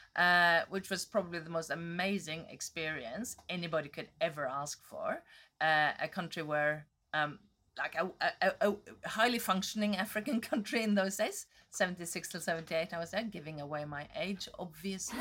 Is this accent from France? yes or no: no; Northern Norway, Norway; moved away; I grew up in Norway. I was born in the, v, near the Arctic Circle